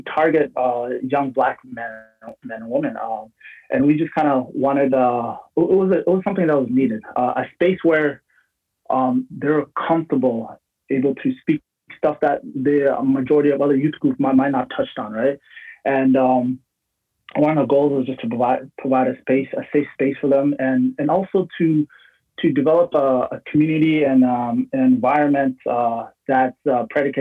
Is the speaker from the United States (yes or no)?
no; London, Ontario, Canada; I grew up in London, Ontario, immigrated here when I was 8 years old, around 2000.